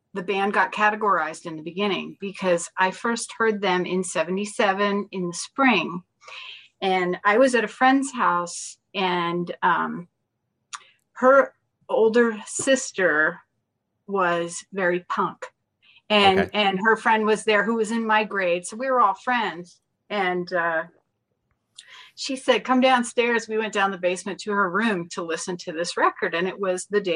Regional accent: New Jersey, United States; now in Denver, United States; I grew up in New Jersey. I'm an East Coast girl

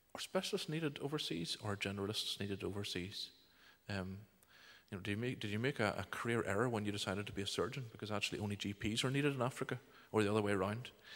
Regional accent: Bangor, Northern Ireland, United Kingdom; moved away as an adult; now in Uganda; I was born and reared in Bangor here

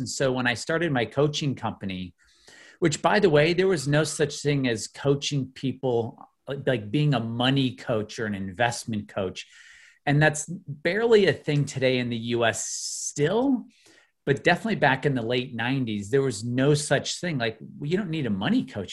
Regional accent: outside of Chicago, Illinois, United States; I grew up in the Midwest. I grew up in Illinois outside of Chicago

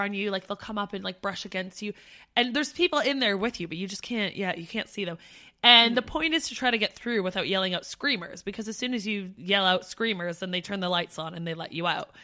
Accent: near Niagara Falls, Ontario, Canada; moved away as an adult; Steph and I grew up near Niagara Falls

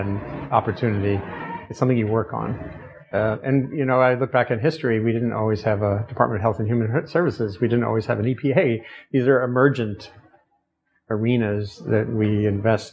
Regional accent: Rhode Island, United States; Narragansett Bay, where I grew up in Rhode Island

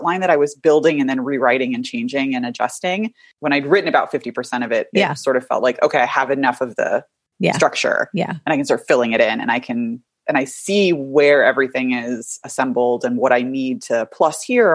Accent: Los Angeles, California, United States; I was born and raised in Los Angeles, where I currently live with my husband and our two dogs, Basil and Mozzarella

